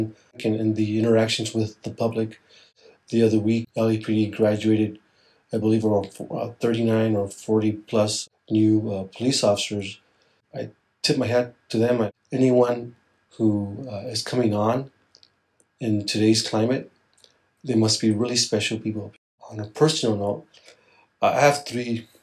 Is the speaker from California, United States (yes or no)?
yes; Los Angeles, California, United States; I grew up in East Los Angeles. It's an inner city part of Los Angeles, and I was raised by my mom